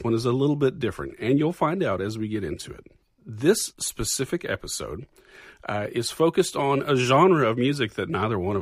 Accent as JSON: {"language": "English", "region": "North Texas", "country": "United States", "tie": "born or raised there", "said": "I grew up in North Texas, maybe just 45 minutes or an hour away from the Oklahoma border"}